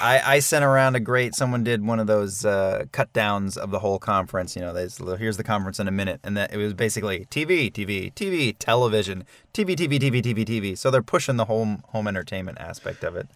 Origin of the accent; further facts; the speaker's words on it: Weehawken, New Jersey, United States; My first job ever was working for the Department of Public Works in my hometown of Weehawken, New Jersey.